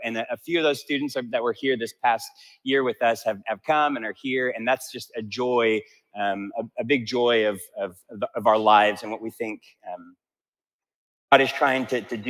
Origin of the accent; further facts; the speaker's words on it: Italy; first language Italian; English is a second language; Spanish was a little bit easier for me because I grew up in Italy and I spoke Italian.